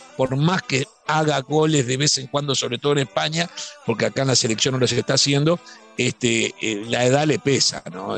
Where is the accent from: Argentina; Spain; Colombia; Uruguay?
Uruguay; como uruguayo